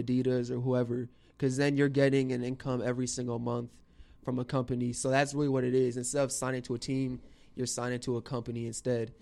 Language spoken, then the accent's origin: English; West Palm Beach, Florida, United States; also born or lived in Chicago; I was born in Chicago, and then we moved to West Palm Beach when I was four years old. So I just always say I'm a West Palm, South Florida boy